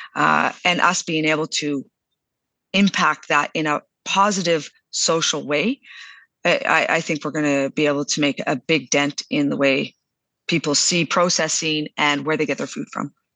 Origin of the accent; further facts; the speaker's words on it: southern Alberta, Canada; also born or lived in Calgary, Alberta; I was born in Calgary, but raised down in southern Alberta